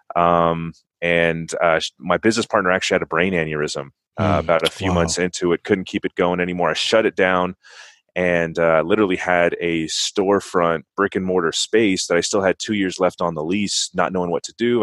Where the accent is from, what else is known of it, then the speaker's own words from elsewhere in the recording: San Bernardino, California, United States; moved away as an adult; also born or lived in Berrien Springs, Michigan; in San Bernardino, which is where I was born and raised, Southern California